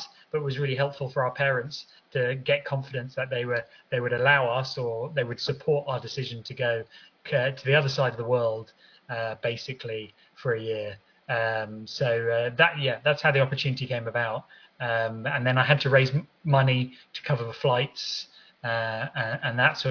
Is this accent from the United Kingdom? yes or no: yes; London, United Kingdom; So my childhood was in Southeast London. So born and raised in Southeast London.